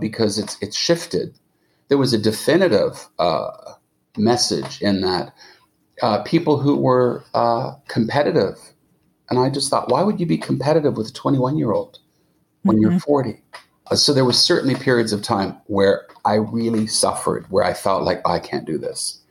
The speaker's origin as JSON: {"language": "English", "town": "Montreal", "region": "Quebec", "country": "Canada", "tie": "born or raised there", "moved": "yes", "said": "I did go to where I grew up in Montreal."}